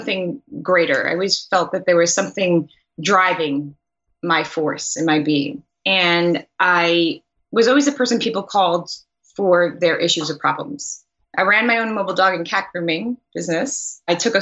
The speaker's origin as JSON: {"language": "English", "town": "New York City", "region": "New York", "country": "United States", "tie": "born or raised there", "also_born_or_lived": "Long Island, New York", "said": "I grew up in Queens, New York"}